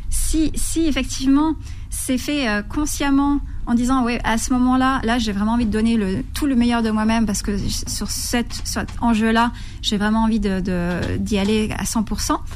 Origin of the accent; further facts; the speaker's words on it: Lhasa, Tibet, China; first language Tibetan; French is a second language; moved away; also born or lived in Darjeeling, India; Tibétain. C'est ma première langue. Ouais. Et oui.